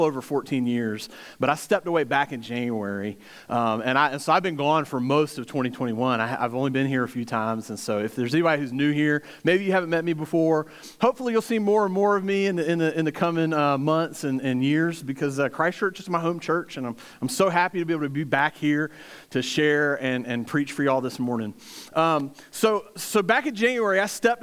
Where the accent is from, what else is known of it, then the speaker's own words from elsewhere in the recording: Virginia, United States; also born or lived in Hampton Roads, Virginia; now in Greenville, United States; I'm actually from Virginia, but I've lived in Greenville for over 15 years